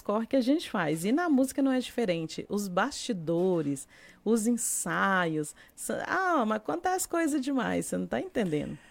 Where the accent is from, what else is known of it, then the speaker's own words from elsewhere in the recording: Brasília, Federal District, Brazil; also born or lived in Luziânia, Goiás; a família, por a parte da minha é mãe é toda da cidade de Lusiane e nós morávamos, em, Brasília